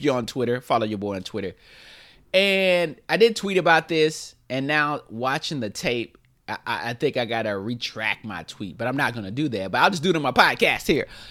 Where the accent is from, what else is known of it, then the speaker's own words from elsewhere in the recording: High Point, North Carolina, United States; moved away as an adult; now in Los Angeles, United States; I'm from High Point. I'm from High Point, North Carolina